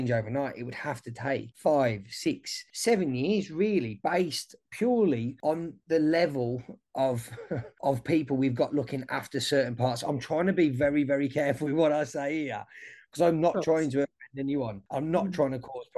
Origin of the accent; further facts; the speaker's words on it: Wolverhampton, West Midlands, United Kingdom; moved away as an adult; now in Australia; I'm from Wolverhampton, and we've got like a really multicultural diverse community. Like, I grew up, most of my mates were either black, Indian, Pakistani.